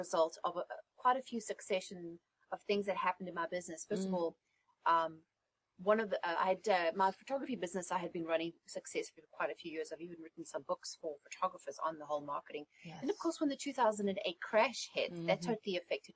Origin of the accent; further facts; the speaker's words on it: South Africa; moved away as an adult; also born or lived in England; now in United States; I was born and raised in South Africa